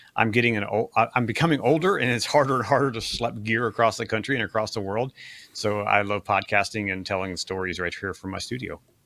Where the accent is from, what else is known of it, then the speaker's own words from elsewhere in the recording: Ohio, United States; grew up in, uh, what, what my kids call Amish country, or the Amish world in Ohio